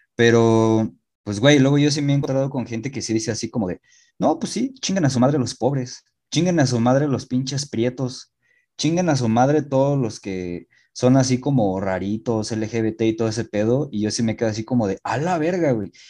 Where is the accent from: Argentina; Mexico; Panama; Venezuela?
Mexico; yo he vivido 27 años aquí, güey, toda la vida